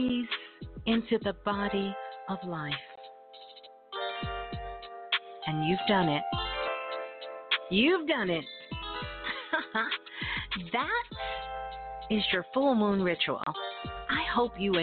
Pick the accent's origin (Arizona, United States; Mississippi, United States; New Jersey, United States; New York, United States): New York, United States; New York City; that's my birth town. Brooklyn. I'm a Brooklyn girl